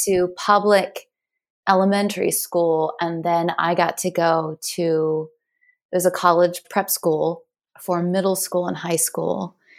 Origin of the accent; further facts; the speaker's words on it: Ellicott City, Maryland, United States; also born or lived in Sykesville, Maryland; I grew up in Maryland, in Ellicott City, Maryland, which most people don't know. And then we moved to Sykesville, Maryland